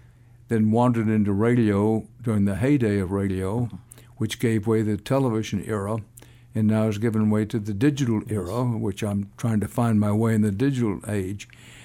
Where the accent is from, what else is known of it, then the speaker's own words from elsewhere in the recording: Houston, Texas, United States; I grew up in Houston